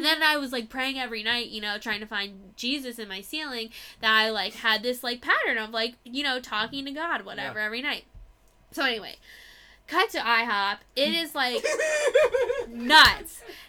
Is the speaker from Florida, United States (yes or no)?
yes; Florida, United States